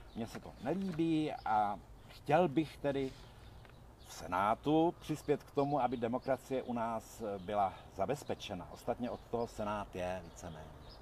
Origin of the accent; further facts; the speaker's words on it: Jilemnice, Liberec Region, Czechia; moved away as an adult; now in Hradec Králové, Czech Republic; jsem se narodil v Jelemnici, vlastně v Krkonoších